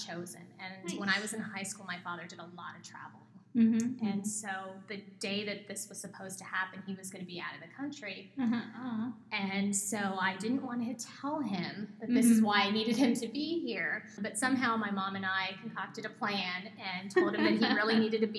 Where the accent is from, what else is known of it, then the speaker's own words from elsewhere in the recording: Southern California, United States; moved away as an adult; also born or lived in New Jersey / New York; now in Arizona, United States; I'm born and bred in California